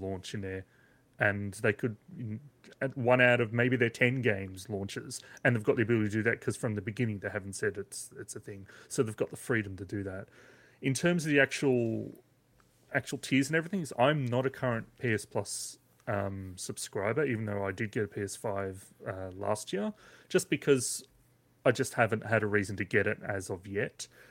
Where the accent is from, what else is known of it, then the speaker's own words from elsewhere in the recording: Australia; as an Australian gamer